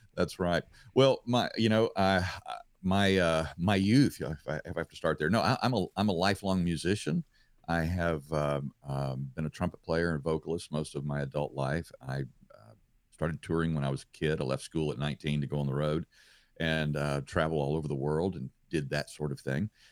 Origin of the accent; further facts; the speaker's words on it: Louisiana, United States; being home in my home state of Louisiana